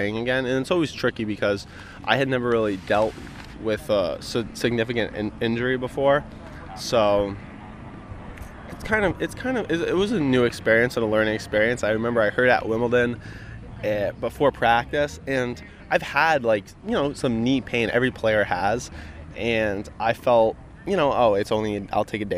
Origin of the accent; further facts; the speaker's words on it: Rhode Island, United States; fellow Rhode Islander